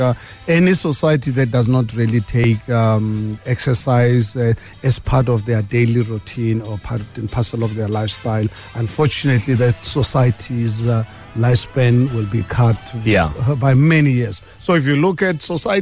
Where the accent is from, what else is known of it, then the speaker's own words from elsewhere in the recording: South Africa; as a South African